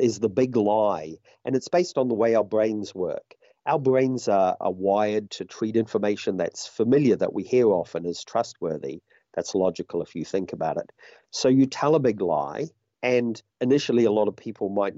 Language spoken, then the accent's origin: English; New Zealand; my home country